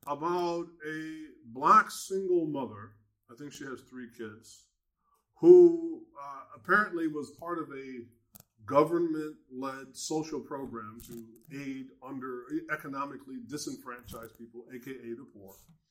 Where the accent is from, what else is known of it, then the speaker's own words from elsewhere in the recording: Detroit, Michigan, United States; I'm Muslim, and I'm from Detroit, so it's a whole entire other thing.